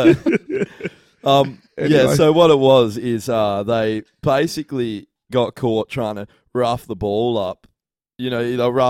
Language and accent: English; Australia